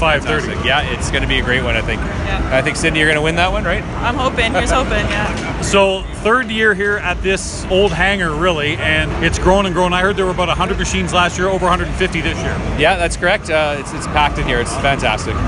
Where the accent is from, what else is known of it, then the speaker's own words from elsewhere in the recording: Ontario, Canada; I'm from Ontario